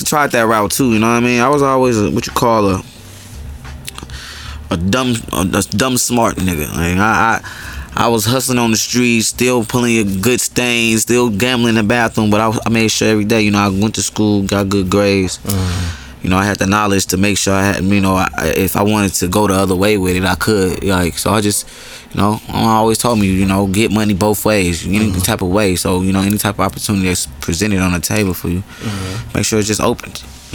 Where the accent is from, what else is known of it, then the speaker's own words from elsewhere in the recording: Atlanta, Georgia, United States; also born or lived in Chicago; Born in Chicago, raised in Summer Hill. I've been there since I was like real little